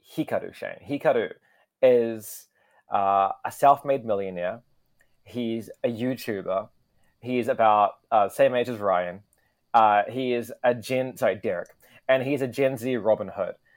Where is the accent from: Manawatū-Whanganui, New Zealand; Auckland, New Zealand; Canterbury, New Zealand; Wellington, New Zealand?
Wellington, New Zealand; now in Tokyo, Japan; I come from Wellington, New Zealand